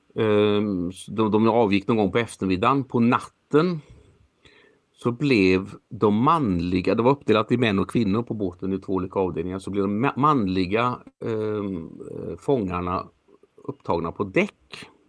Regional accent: Sweden; jag är faktiskt född jag är född i Sverige, men jag är född som norsk medborgare

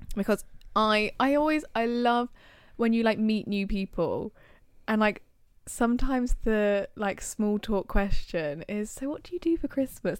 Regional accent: England, United Kingdom; in England, as British people

